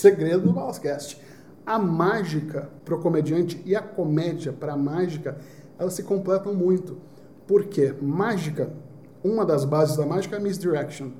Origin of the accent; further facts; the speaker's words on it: Recife, Pernambuco, Brazil; Eu sou de Recife